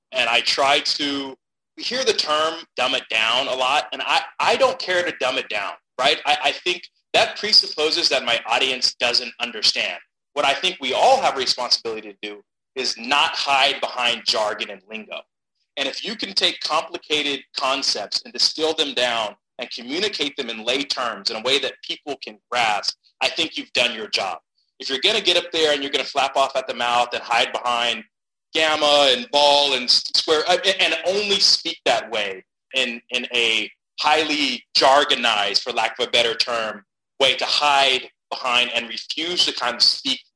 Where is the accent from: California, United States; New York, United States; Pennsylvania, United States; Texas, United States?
California, United States; Stockton; I'm a California kid. I'm from Stockton, California